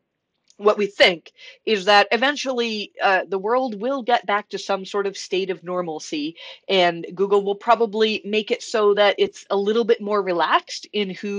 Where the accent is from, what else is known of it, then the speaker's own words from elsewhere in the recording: Canada; being very Canadian